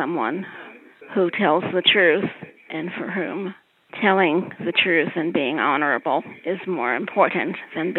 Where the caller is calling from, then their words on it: Visalia, California, United States; calling from Visalia, California